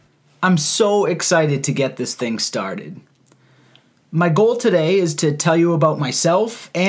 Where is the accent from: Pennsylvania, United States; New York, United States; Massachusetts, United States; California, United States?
Massachusetts, United States; outside of Boston; So I grew up outside of Boston. I did my undergrad at Boston College.